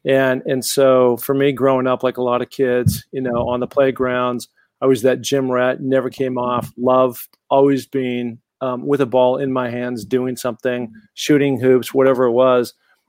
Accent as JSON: {"language": "English", "town": "Sun Valley", "region": "Idaho", "country": "United States", "tie": "born or raised there", "lives_now": "California, United States", "said": "And, you know, I'd come out here from my hometown of Sun Valley, Idaho, where I'd been training like a beast."}